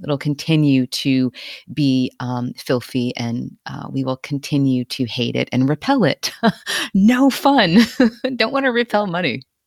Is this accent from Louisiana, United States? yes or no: yes; Cajun, Louisiana, United States; I'm also Cajun, so, right, all our bloodlines are all mixed and mashed and mingled.